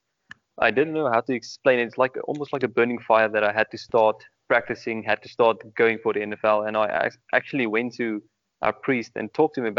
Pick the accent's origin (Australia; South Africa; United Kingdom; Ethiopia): South Africa; born or raised there